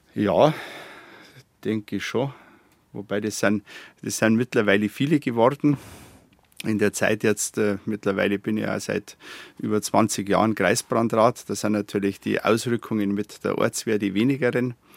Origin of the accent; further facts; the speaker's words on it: Garmisch-Partenkirchen, Bavaria, Germany; meine Heimat wäre Partenkirchen